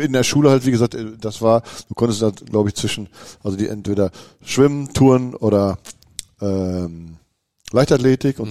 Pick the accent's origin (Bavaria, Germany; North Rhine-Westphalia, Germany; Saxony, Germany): North Rhine-Westphalia, Germany; Bochum; moved away as an adult; now in Münster, Germany; ich komme ja aus Wattenscheid und Wattenscheid ist ja nun mal auch der Olympiastützpunkt